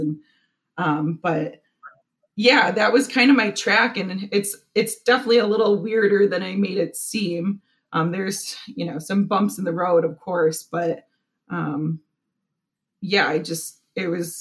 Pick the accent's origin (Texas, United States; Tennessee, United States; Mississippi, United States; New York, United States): New York, United States; Buffalo; moved away as an adult; also born or lived in St. Lawrence, New York; now in Cleveland, United States; I grew up in Buffalo, New York